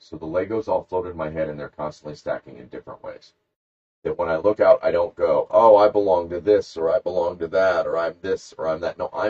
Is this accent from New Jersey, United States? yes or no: no; Columbus, Georgia, United States; I'm from Columbus, Georgia, not Columbus, Ohio.